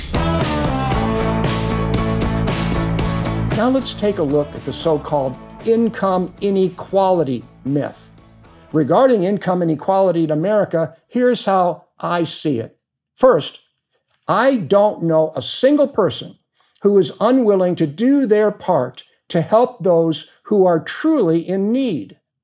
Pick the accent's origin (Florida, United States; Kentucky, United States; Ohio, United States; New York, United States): Ohio, United States; Cleveland; moved away as an adult; also born or lived in Cincinnati, Ohio / Springdale, Ohio / Phoenix, Arizona; now in Arizona, United States; I was born in Cleveland, earned a political science degree from Miami of Ohio, and my law degree from the University of Cincinnati